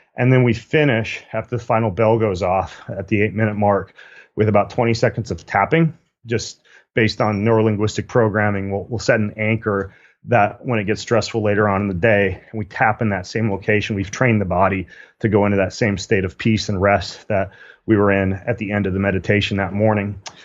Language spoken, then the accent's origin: English; Spokane, Washington, United States; Spokane, Washington, my hometown